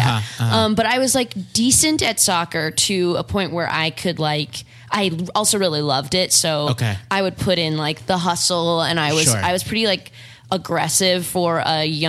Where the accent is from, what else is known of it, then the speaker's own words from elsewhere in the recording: Orange County, California, United States; moved away as an adult; now in Los Angeles, United States; I grew up an hour south of here in Orange County.